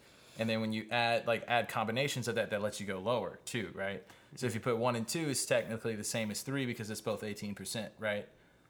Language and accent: English; Luling, Louisiana, United States; I'm from Luling.